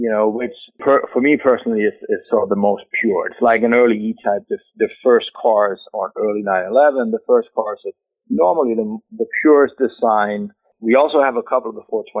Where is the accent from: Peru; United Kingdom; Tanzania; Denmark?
Denmark; moved away; we are both from Denmark. We actually grew up about 200 meters from each other